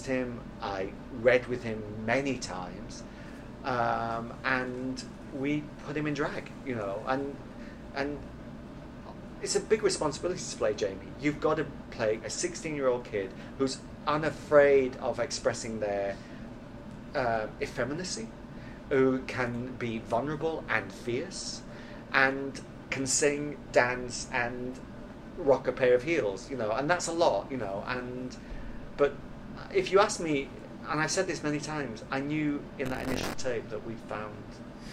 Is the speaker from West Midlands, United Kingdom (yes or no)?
no; Sheffield, Yorkshire and the Humber, United Kingdom; moved away; also born or lived in New York; Sheffield, which is my hometown